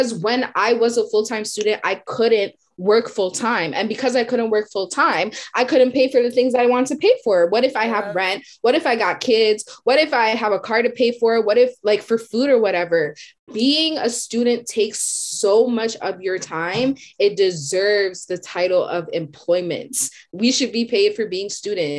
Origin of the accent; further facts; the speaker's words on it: Whitby, Ontario, Canada; I grew up in Whitby